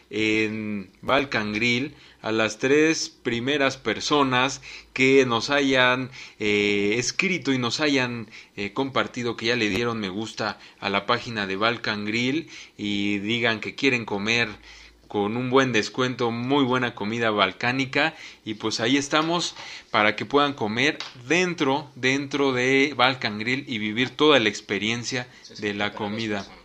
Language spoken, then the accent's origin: Spanish; Mexico; lo que pues nosotros como mexicanos decíamos los melodramas que disfrutábamos también desde México